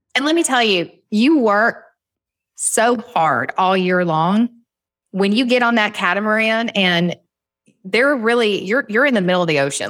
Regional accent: Southern, United States; accent: Southern; my Southern accent

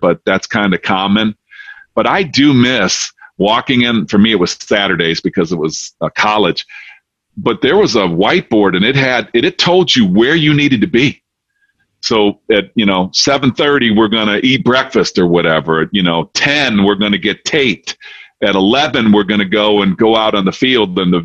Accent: Detroit, Michigan, United States; now in Charlotte, United States; I'm originally from Detroit, and I'm now down in Charlotte

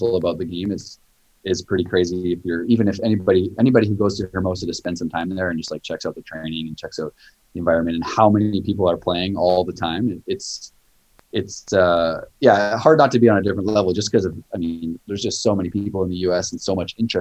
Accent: Canada; now in United States; growing up in Canada

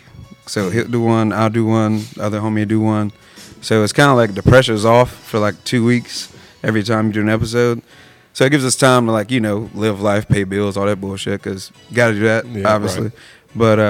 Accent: Elba, Alabama, United States; moved away; I'm from Alabama, south of Dothan. It's a little town called Elba

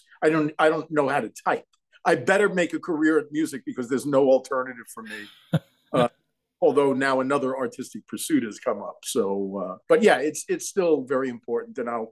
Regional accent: Long Island, New York, United States; I started playing clubs when I was 15 years old on Long Island, where I grew up in New York.

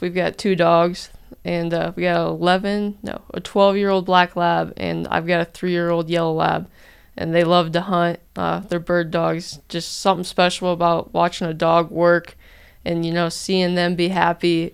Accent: Geneseo, Illinois, United States; moved away as an adult; now in Trenton, Georgia, United States; I'm from Geneseo, Illinois

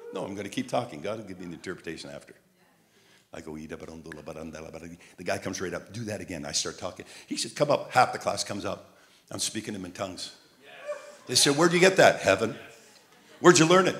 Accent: Montreal, Quebec, Canada; I had an accent, a southern accent, and I'm from Montreal.

